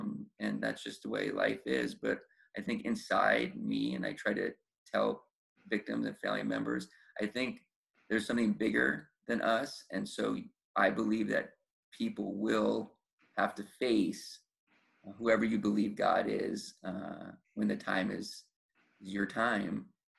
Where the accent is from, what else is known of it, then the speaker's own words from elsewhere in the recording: New York, United States; born there; now in Los Angeles, United States; So even though I was born in New York, where New York obviously has grand juries, I just didn't know that there was grand juries.